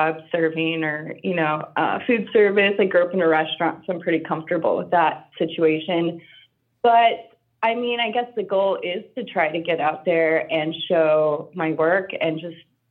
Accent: Southwest, United States; I grew up in the Southwest, so I grew up around a lot of folk art

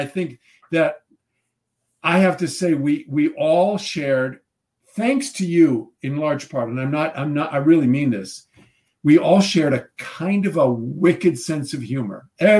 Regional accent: Midwest, United States; You know, I think when you think about growing up in the Midwest, and people say, you know, oh, how do you prepare for a part?

